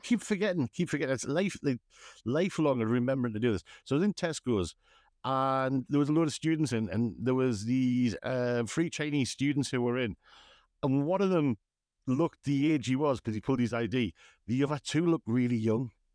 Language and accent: English; West Moor, North East England, United Kingdom; I was from West Moor